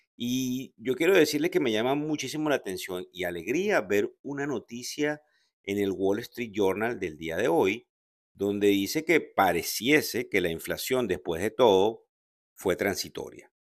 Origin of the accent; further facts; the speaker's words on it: Venezuela; como venezolano